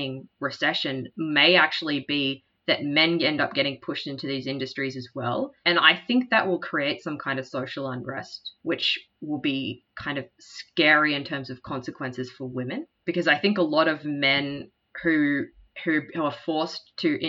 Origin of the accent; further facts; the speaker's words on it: Cairns, Queensland, Australia; I'm from Cairns